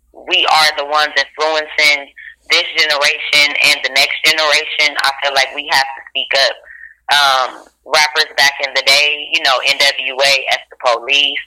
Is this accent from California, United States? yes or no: yes; Carson, California, United States; I'm from Carson, California